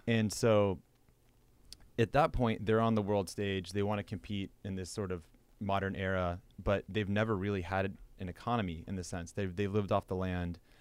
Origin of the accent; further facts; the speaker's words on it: Midwest, United States; moved away; also born or lived in western US; growing up in the Midwest and then, you know, moving out west